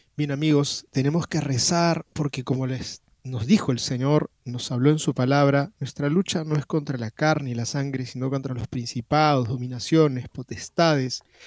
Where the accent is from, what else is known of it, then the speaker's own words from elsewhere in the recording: Peru; aquí en el Perú